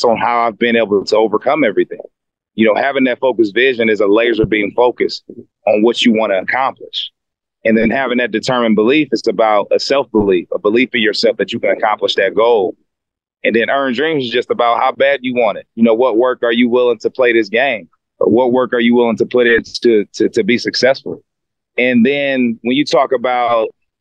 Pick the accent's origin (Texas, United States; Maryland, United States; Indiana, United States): Indiana, United States; Fort Wayne